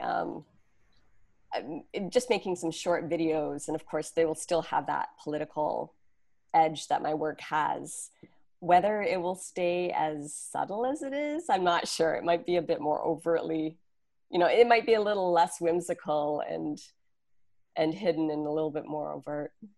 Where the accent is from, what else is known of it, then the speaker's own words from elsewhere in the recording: Canada; now in New York, United States; my husband and I are not originally from New York, we're from Canada.